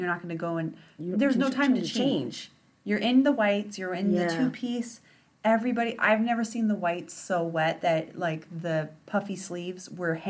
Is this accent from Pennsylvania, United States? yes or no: no; Graham, Washington, United States; born or raised there